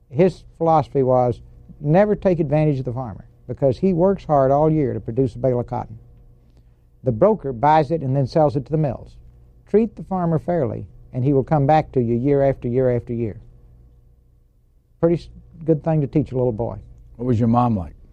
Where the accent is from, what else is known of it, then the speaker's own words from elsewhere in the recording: Texarkana, Texas, United States; Texarkana, Texas five blocks from the Arkansas border. How long did you live there? Uh, from the time I was born until the time I took my first airplane ride to go to the Naval Academy.